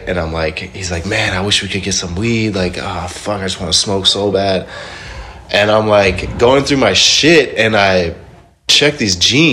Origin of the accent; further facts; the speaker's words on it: Indonesia; I'm from Indonesia